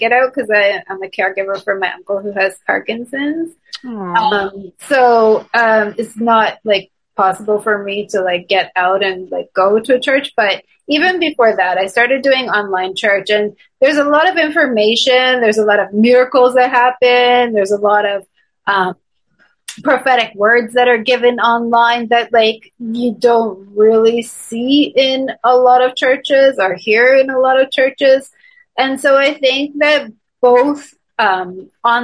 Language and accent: English; Toronto, Ontario, Canada; moved away as an adult; now in Montreal, Canada; I'm originally from Toronto, Canada